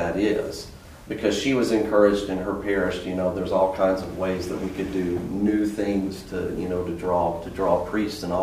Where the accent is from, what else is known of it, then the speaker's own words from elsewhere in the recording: Birmingham, Alabama, United States; now in Rapid City, United States; I'm from Birmingham, Alabama